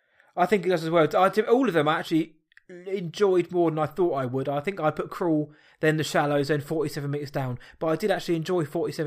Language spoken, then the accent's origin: English; South East England, United Kingdom; I'm from Surrey, so it's a bit more me.